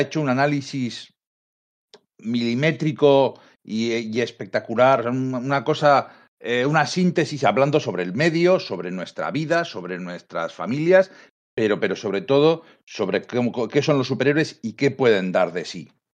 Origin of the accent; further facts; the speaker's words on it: Bilbao, Basque Country, Spain; yo siempre digo que yo soy de Bilbao, capital del multiverso